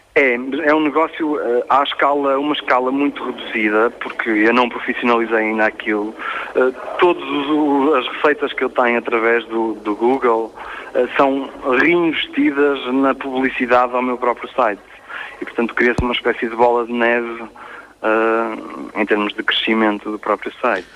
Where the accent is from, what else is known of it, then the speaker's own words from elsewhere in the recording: Portugal; eu digo sempre que sou português